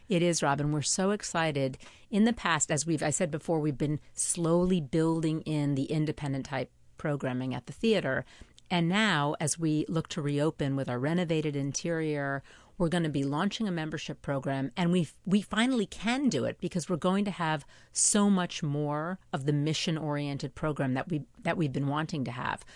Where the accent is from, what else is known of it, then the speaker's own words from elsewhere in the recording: Port Washington, New York, United States; now in Manhattan, United States; I grew up in Port Washington